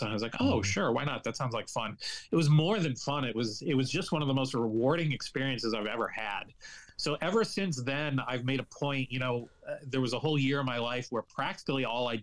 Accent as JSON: {"language": "English", "town": "Kalamazoo", "region": "Michigan", "country": "United States", "said": "I'm from Kalamazoo, Michigan"}